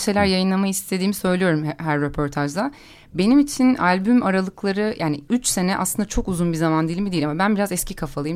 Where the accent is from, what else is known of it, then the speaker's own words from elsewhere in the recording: Istanbul, Turkey; ben de orada doğup büyüdüm.